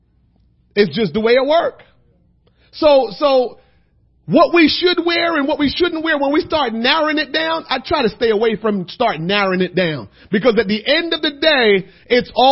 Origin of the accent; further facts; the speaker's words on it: Jamaica; also born or lived in New Jersey; now in United States; being a Jamaican guy living in America, and I had Jamaican friends and American friends